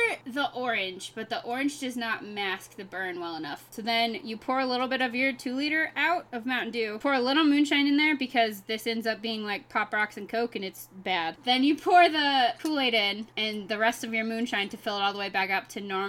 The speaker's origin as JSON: {"language": "English", "region": "the South", "country": "United States", "accent": "southern", "said": "I just hide my accent really well. If I drink a lot on this podcast at one point, you will find out just how southern I am."}